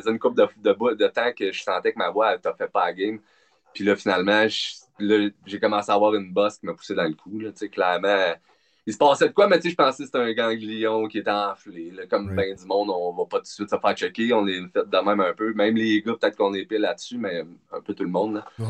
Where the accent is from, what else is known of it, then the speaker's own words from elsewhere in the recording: Sherbrooke, Quebec, Canada; also born or lived in Montreal / Drummondville; de Sherbrooke, on va dire. Euh, passé la majorité de mon temps dans le coin, là, en Estrie